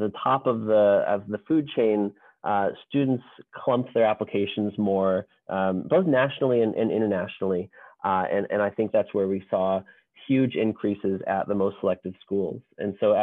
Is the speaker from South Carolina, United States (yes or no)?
no; West Hartford, Connecticut, United States; moved away as an adult; also born or lived in West Coast (California) / Boston area, Massachusetts / Northern California; I grew up in Connecticut, not far from Loomis in West Hartford